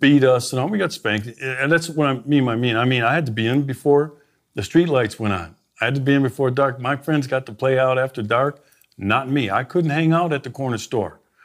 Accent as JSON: {"language": "English", "town": "Milwaukee", "region": "Wisconsin", "country": "United States", "tie": "born or raised there", "said": "I grew up in Milwaukee, native"}